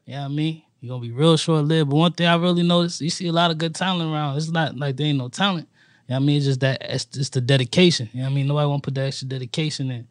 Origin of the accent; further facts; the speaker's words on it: New York City, New York, United States; now in Washington, Pennsylvania, United States; I'm originally from Harlem, New York